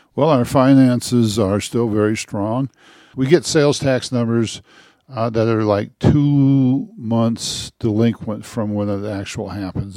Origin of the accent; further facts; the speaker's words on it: northeast Nebraska, United States; moved away as an adult; also born or lived in Michigan; now in Westcliffe, United States; I grew up in a, uh, small rural town, about the same size of, well, it's about a thousand people, in, uh, northeast Nebraska, on an Indian reservation